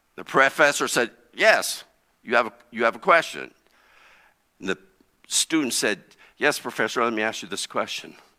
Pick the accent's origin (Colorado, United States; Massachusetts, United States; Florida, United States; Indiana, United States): Indiana, United States; East Central; I grew up in East Central Indiana.